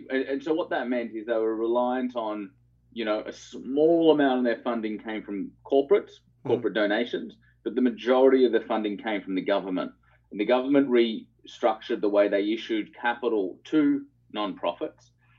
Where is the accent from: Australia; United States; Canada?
Australia; Melbourne, Victoria; Yeah, Melbourne, yeah.